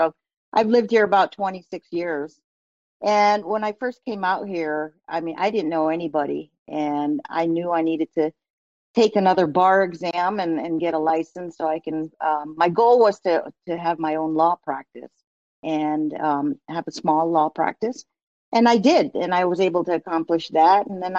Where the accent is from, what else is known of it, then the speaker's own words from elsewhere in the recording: East Coast, United States; I also watched a lot of sports growing up in the East Coast.